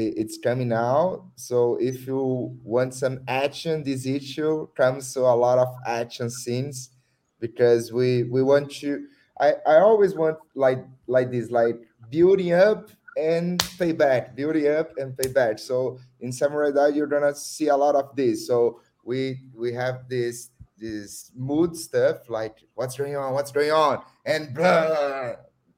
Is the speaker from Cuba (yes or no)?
no; Osasco, São Paulo, Brazil; I'm from Osasco. It's a small city here in São Paulo in Brazil.